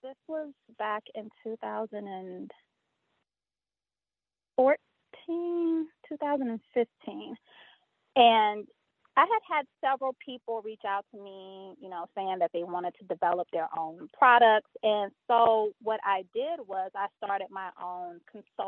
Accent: the South, United States; moved away as an adult; also born or lived in Brooklyn, New York; I'm from the South

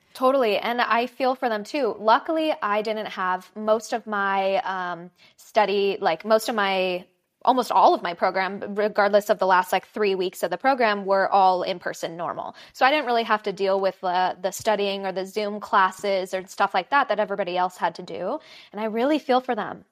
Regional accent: Los Angeles, California, United States; I'm from Los Angeles. So, born and raised here, never really left

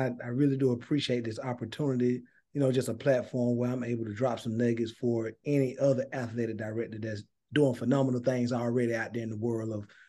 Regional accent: Thomasville, Georgia, United States; some familiar names that you may know that came from Thomasville, Georgia, but that's where I'm from. I grew up in Thomasville.

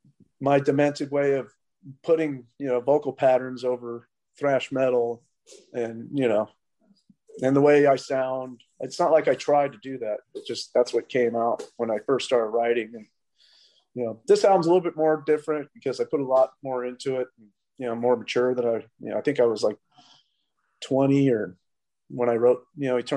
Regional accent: Bay Area, California, United States; I come from the Bay Area scene from like when, because you know I went to high school with Cliff Burton.

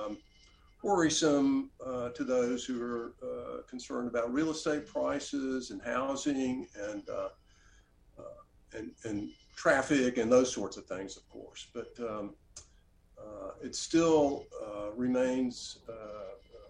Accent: Oxford, Mississippi, United States; also born or lived in Washington, D.C.; come back to Oxford, my hometown, the place where I grew up, and open a bookstore here

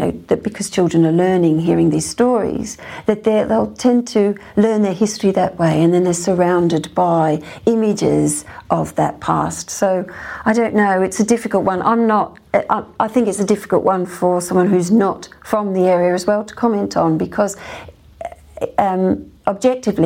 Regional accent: Australia; now in United Kingdom; It's interesting being an Australian. I'm obviously not Irish

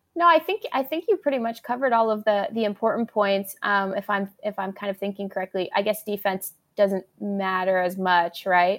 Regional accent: Arizona, United States; I am from Arizona

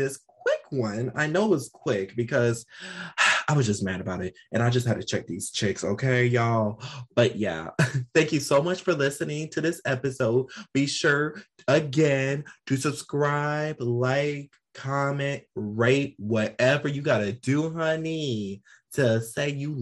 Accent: United States; I'm an American

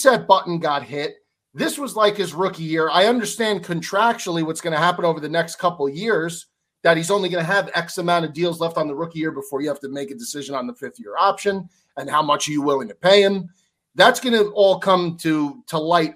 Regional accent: Northern New Jersey, United States; I'm from New Jersey, and growing up in Northern New Jersey, as a Italian American

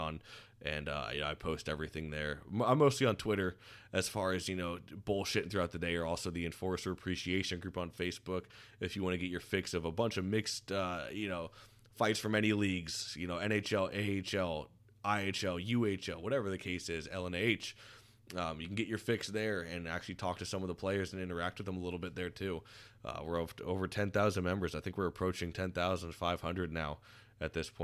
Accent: Florida, United States; growing up down in Florida

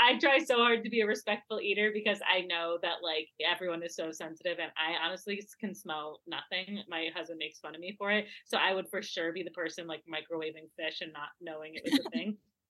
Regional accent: Midwest, United States; I'm sorry. I'm from the Midwest. I went to school in Wisconsin.

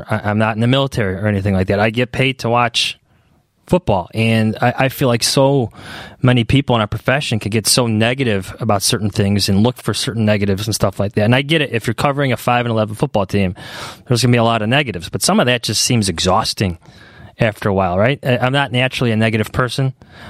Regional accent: Chicago, Illinois, United States; I grew up in Chicago.

